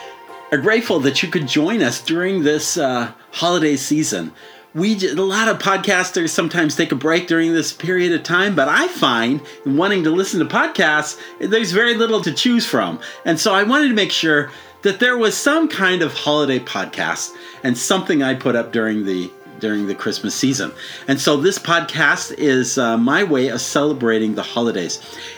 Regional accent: Phoenix, Arizona, United States; We grew up in Phoenix

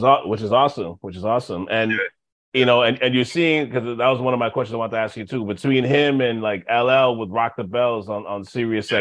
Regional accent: Montreal, Quebec, Canada; I'm from Montreal

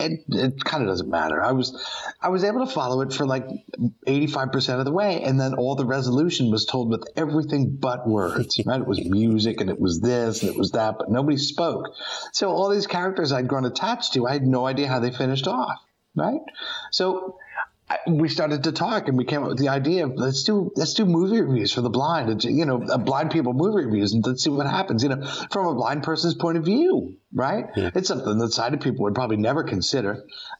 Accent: Greenwich, Connecticut, United States; I grew up in a town in Connecticut called Greenwich

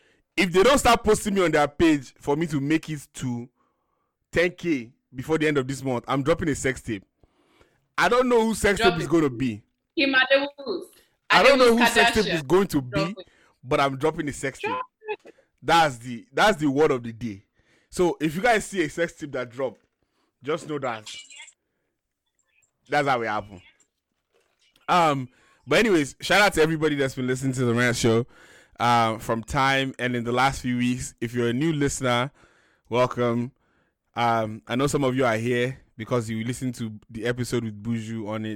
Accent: Ikenne, Ogun State, Nigeria; Ikene, my hometown

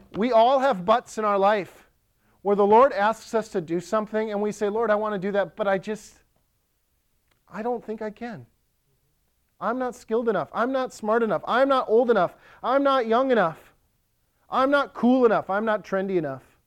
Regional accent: Ellsworth, United States; now in Lakeland, United States; In Ellsworth, my hometown

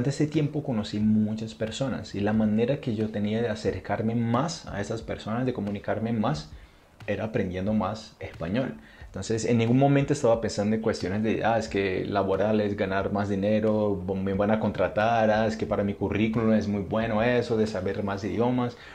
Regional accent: Brazil; Spanish is a second language; also born or lived in Argentina; now in Colombia; soy de Brasil. Enseño portugués para extranjeros, más que todo en América Latina

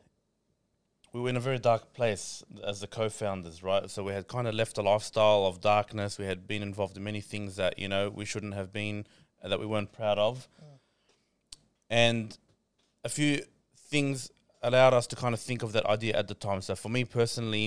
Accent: Sydney, New South Wales, Australia; Born and bred in Australia, in Sydney

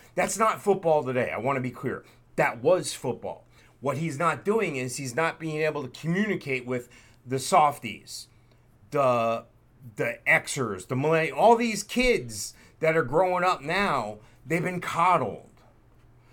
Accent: New Jersey, United States; what you and I lived through in the 70s growing up in New Jersey.

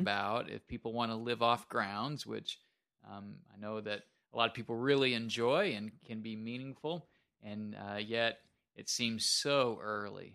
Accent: Minnesota, United States; moved away; I am from Minnesota originally.

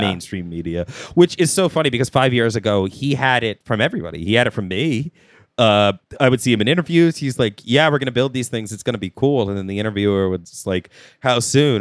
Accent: United States; I'm American

